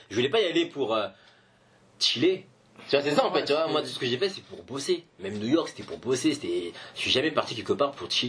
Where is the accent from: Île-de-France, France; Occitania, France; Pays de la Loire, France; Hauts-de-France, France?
Île-de-France, France; Paris; je suis français, parisien, etc.